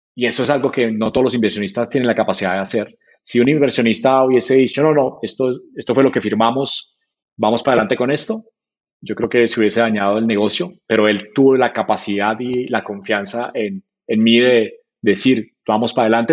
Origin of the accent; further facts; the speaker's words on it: Manizales, Caldas, Colombia; moved away as an adult; also born or lived in Santiago, Chile / Silicon Valley; soy de Colombia, estoy en Silicon Valley por, por tres, cuatro meses